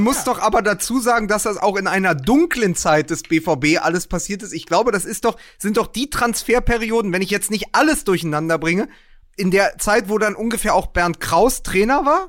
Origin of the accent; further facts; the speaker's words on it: Berlin, Germany; wir als Berliner